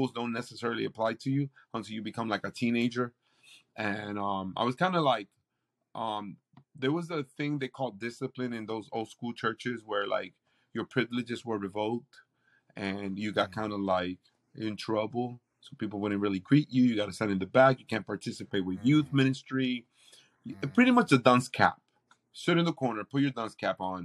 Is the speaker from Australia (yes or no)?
no; Puerto Rico; now in Tampa, United States; I was literally born and raised in the Pentecostal church in Puerto Rico.